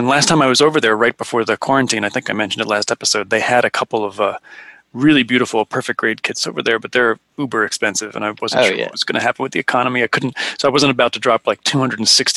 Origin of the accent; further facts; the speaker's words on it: the Poconos, Pennsylvania, United States; where I grew up in the Poconos